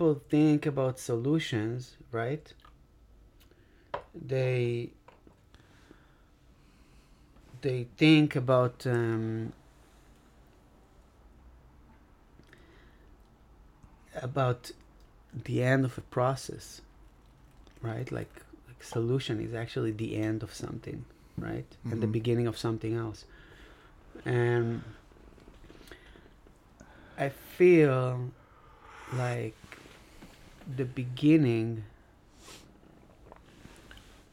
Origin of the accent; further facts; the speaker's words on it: Israel; English is a second language; moved away as an adult; now in Los Angeles, United States; be here in Los Angeles with a passport and O-1 visa when I come from Israel and not from Palestine